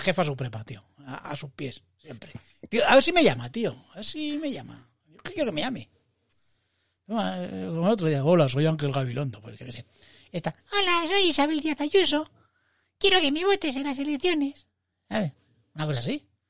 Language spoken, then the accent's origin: Spanish; Madrid, Community of Madrid, Spain; estar en una terraza como buen madrileño y madrileñando